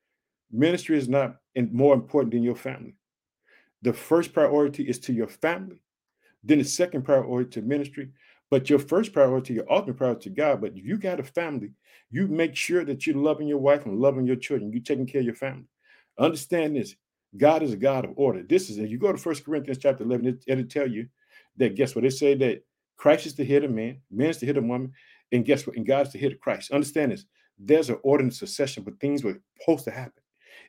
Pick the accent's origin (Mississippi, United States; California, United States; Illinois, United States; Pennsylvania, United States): Illinois, United States; I'd like to thank the United States, Illinois, which is my home state. I live in the city of Chicago.